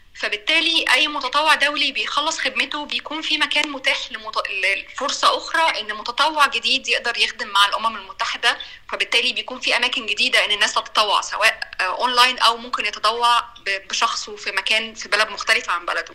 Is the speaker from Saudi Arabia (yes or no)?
no; Egypt; moved away as an adult; also born or lived in Cairo; now in South Sudan; انا من مصر